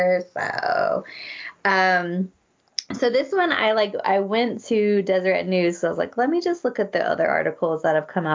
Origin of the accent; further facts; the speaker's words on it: United States; moved away as an adult; also born or lived in Berlin, Germany; now in London, United Kingdom; I'm American